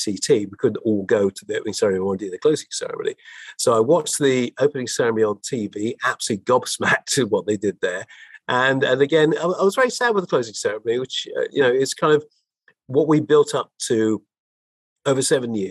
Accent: London, United Kingdom; as a Londoner, somebody who's born and bred here and lived most of my life here

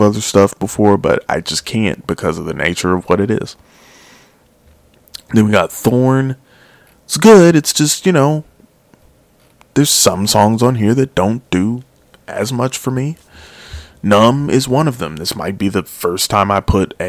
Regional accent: Chicago, Illinois, United States; I was born in Chicago

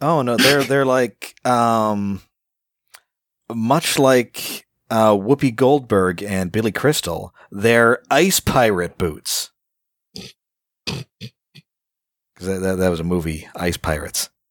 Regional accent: Canada; I'm Canadian

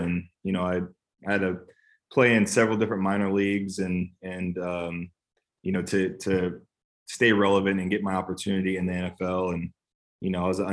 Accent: California, United States; now in Nashville, United States; I'm from California

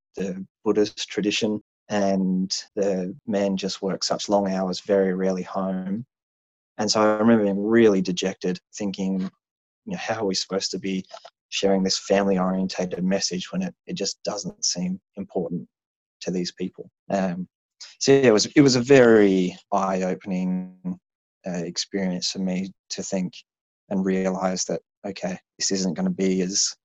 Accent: Australia; also born or lived in Japan; I think as an Australian in America

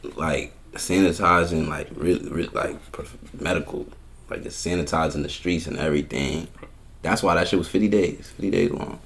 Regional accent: Union Township, New Jersey, United States; also born or lived in Brooklyn, New York; now in Jacksonville, United States; I'm originally, I'm from Brooklyn, New York. Okay. raised in Jersey

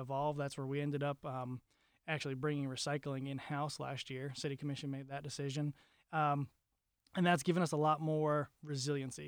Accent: Wellington, Florida, United States; I grew up in South Florida in a town called Wellington

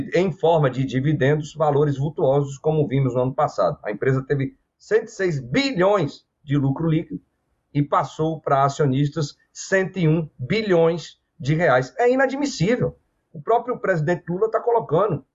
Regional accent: Bahia, Brazil; na Bahia, estado de onde eu sou é, de origem

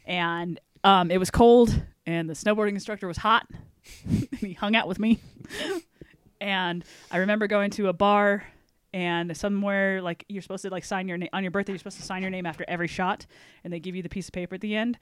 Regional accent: Everett, Washington, United States; moved away as an adult; also born or lived in Sequim, Washington / Port Angeles, Washington; I'm originally from outside the Seattle area. So my family, uh, Squim, Port Angeles, which is out on the peninsula by the Olympic Mountains out there

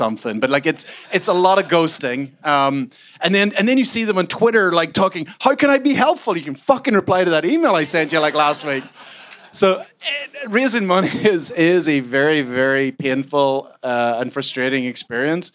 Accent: Ireland; I'm Irish.

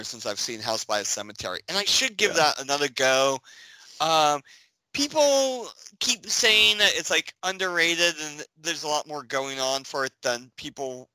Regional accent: Northeast, United States; I'm from the Northeast.

